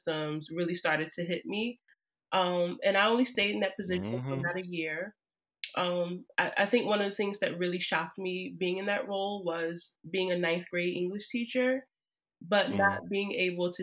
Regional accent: Trenton, New Jersey, United States; now in Newark, United States; I'm from Jersey born and raised

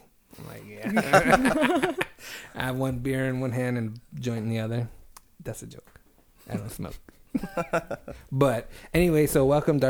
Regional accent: Reedley, California, United States; moved away; Because we're from Reedley, and that shit is small.

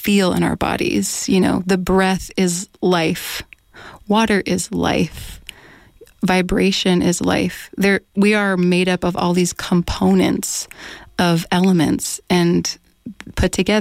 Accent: United States; first language English

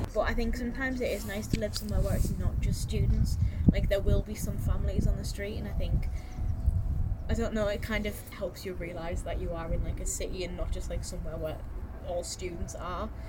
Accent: Hartlepool, North East England, United Kingdom; moved away as an adult; now in Newcastle, United Kingdom; I am originally from Hartlepool and I moved to Newcastle in 2017

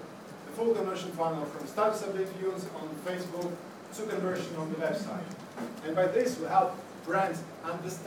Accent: Latvia; moved away as an adult; now in London, United Kingdom; I'm from Latvia

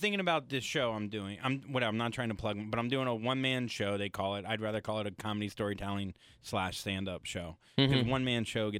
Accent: the South, United States; I'm Jewish from the South.

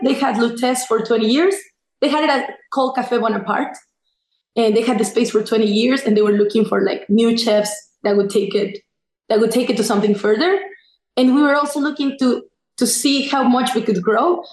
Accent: Mexico; moved away as an adult; also born or lived in New York, United States / Mexico City; now in Washington, D.C., United States; I'm originally from Mexico, born and raised

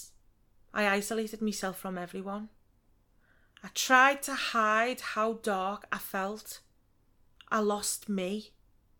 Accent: Liverpool, North West England, United Kingdom; moved away as an adult; also born or lived in London; I left Liverpool. I couldn't wait to leave

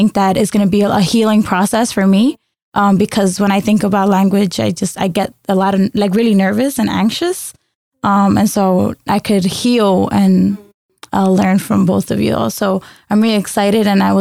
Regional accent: New York City, New York, United States; first language Spanish; English is a second language; moved away as an adult; also born or lived in Bogota, Colombia; I was raised in New York City.

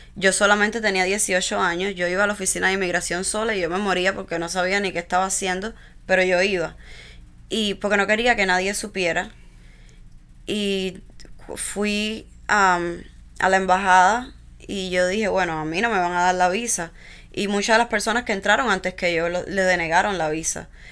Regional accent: Villa Clara, Cuba; moved away as an adult; now in United States; nací en Cuba, en una de las provincias centrales de la isla, en, Villa Clara. Eh, mi infancia fue pues como la de cualquier niño cubano

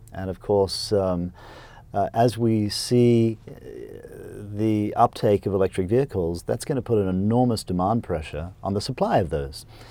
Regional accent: Queensland, Australia; I was born in Australia on a dairy farm, uh, in Queensland. And so I, um, went to small little public school and, uh, went to the local university

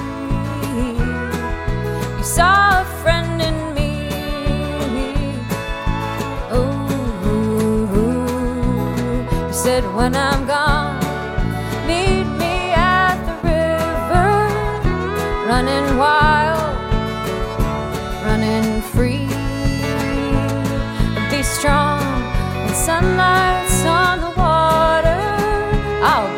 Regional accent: Louisville, Kentucky, United States; I grew up in Louisville and I grew up listening to this station

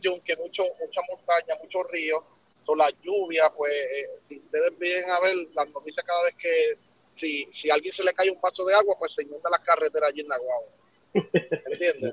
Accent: Naguabo, Puerto Rico; moved away; desde el 2001 que yo me fui de, allá de Puerto Rico

